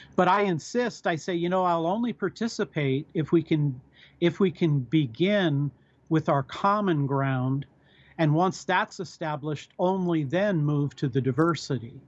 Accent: United States; I'm an American. I'm an American citizen

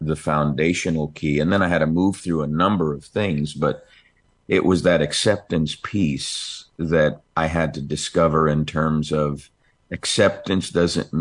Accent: New York, United States; I'm an Italian from New York

